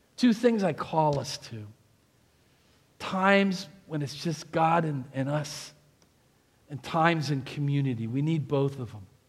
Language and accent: English; New Jersey, United States; moved away; also born or lived in Pennsylvania; I'm from Jersey.